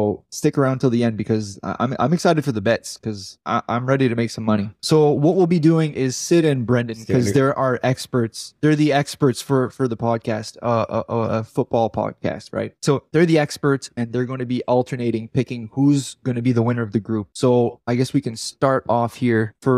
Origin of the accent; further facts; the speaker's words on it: Grand Falls, Canada; Grand Falls, so where in my hometown.